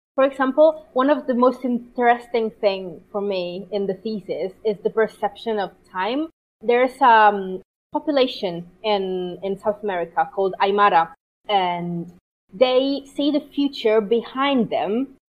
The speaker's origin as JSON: {"language": "English", "country": "Italy", "first_language": "Italian", "second_language": "English", "moved": "yes"}